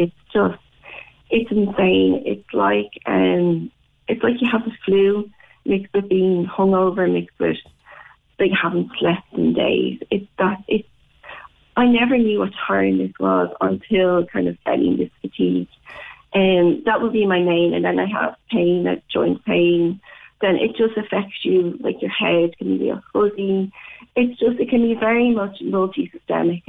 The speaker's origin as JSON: {"language": "English", "town": "Dublin", "region": "Leinster", "country": "Ireland", "moved": "as an adult", "lives_now": "Cork, Ireland", "said": "I'm from Dublin. I lived in Dublin at the time, and now in Cork"}